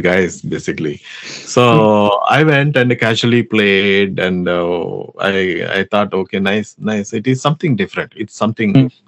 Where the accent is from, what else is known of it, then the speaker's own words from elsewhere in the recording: Andhra Pradesh, India; first language Telugu; English is a second language; my mother tongue is Telugu, basically. I'm from Andhra Pradesh